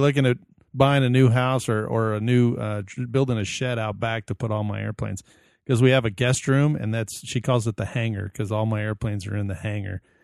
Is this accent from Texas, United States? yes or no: yes; Sugar Land, Texas, United States; moved away as an adult; now in Phoenix, United States; I grew up in Sugarland, Texas, on the southwest